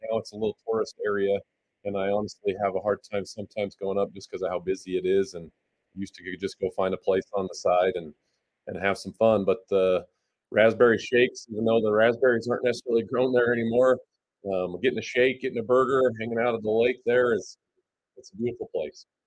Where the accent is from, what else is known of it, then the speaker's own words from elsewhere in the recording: Randolph, Utah, United States; now in Logan, United States; I grew up over by Bear Lake. um, between Lake Town and Randolph on a little cattle ranch